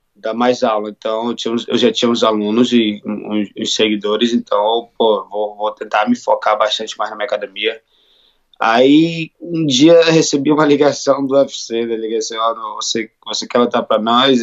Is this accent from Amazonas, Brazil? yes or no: yes; Manaus, Amazonas, Brazil; moved away as an adult; now in Texas, United States; Sou de Manaus.